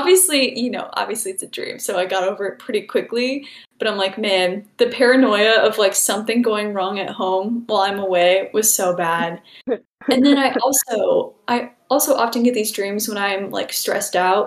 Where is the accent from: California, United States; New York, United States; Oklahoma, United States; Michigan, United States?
Michigan, United States; moved away as an adult; also born or lived in Illinois; I'm originally from Michigan